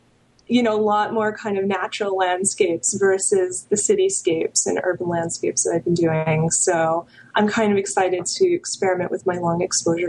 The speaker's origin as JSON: {"language": "English", "region": "New York", "country": "United States", "lives_now": "California, United States", "said": "I'm a New Yorker."}